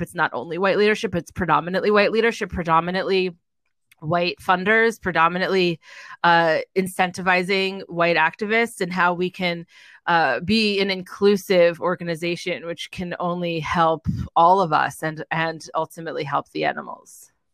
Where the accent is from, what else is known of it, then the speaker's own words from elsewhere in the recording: Edison, New Jersey, United States; also born or lived in New York City / Los Angeles; now in Greenville, United States; I am originally from Edison, New Jersey, which is about an hour outside of the city